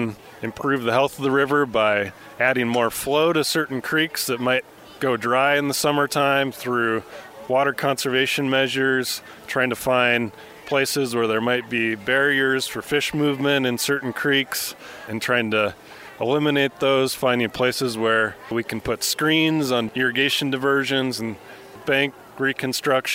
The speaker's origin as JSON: {"language": "English", "town": "Missoula", "region": "Montana", "country": "United States", "tie": "born or raised there", "said": "I grew up in Missoula, and the Clark Fork was a part of my childhood since I was a week old."}